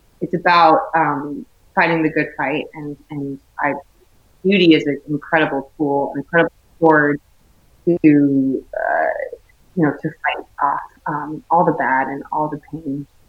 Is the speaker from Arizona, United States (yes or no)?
yes; Chino Valley, Arizona, United States; I'm from the Shire, basically. I'm from, you know, with the Chino Valley, like this town I live in. It's a very, like a small town, a very close community.